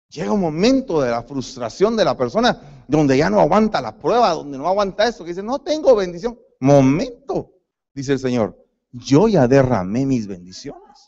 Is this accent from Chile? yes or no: no; Guatemala; moved away; Yo soy guatemalteco